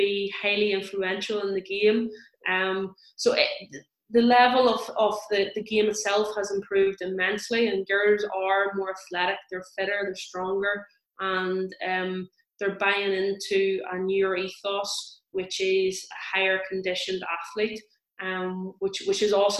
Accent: Tyrone, Northern Ireland, United Kingdom; I am from Tyrone

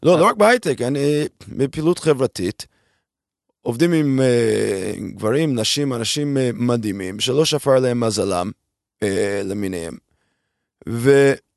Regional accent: United States; moved away as an adult; now in Israel

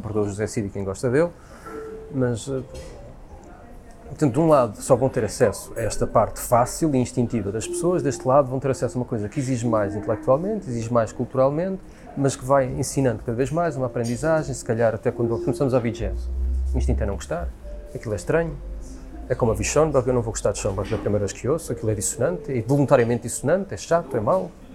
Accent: Portugal

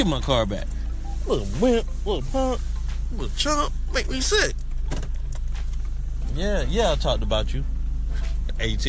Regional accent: the South, United States; I was born down here in the South

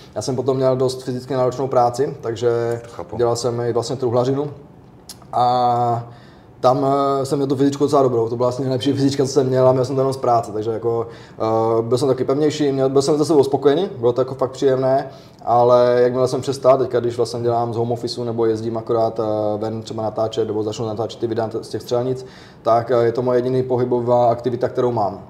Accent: Otrokovice, Zlín Region, Czechia; u nás v Otrokovicích

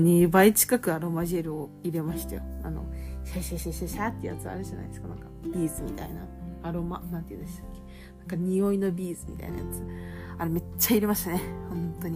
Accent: Japan; moved away

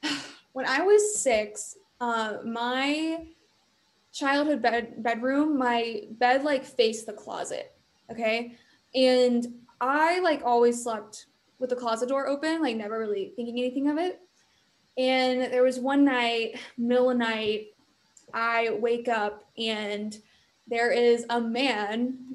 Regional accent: Baton Rouge, Louisiana, United States; I'm from Baton Rouge.

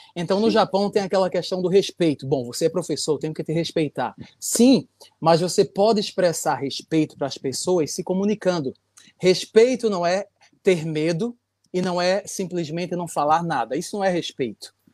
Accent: Recife, Pernambuco, Brazil; now in Japan; eu sou de Recife.

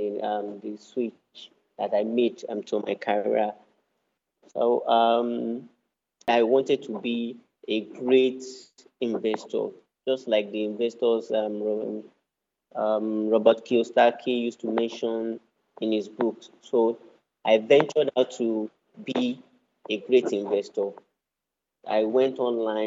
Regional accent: Osun, Nigeria; I'm from Osun State in Nigeria.

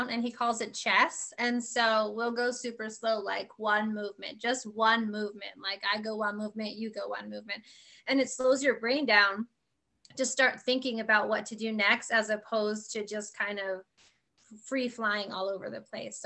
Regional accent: Reading, Pennsylvania, United States; moved away; I'm originally from Pennsylvania.

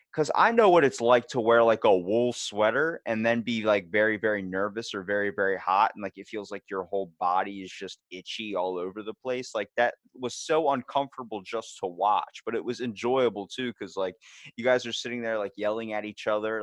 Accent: Maryland, United States; we're from Maryland. We are from the place that is like home of the old bay

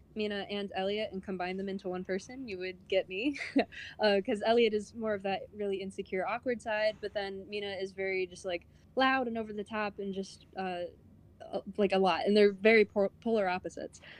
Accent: Charlotte, North Carolina, United States; also born or lived in Savannah, Georgia; I'm actually from Charlotte, North Carolina

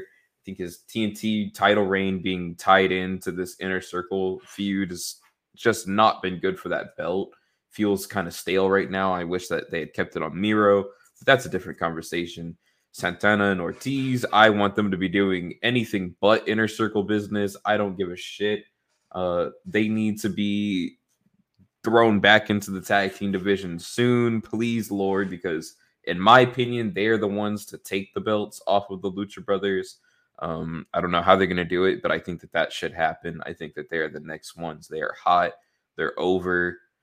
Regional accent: Dallas, Texas, United States; my hometown of Dallas, Texas

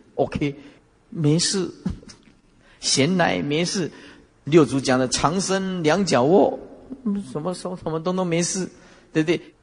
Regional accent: Taiwan; 哪一个国会打得像我们台湾这么凶的啊

